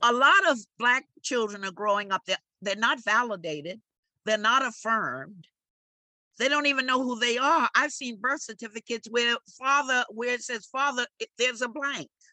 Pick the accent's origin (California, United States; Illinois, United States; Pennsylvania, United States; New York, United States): New York, United States; New York City; also born or lived in the Bronx; I was born in the Bronx, but I was raised at 1831 Amsterdam Avenue, right in the heart of Harlem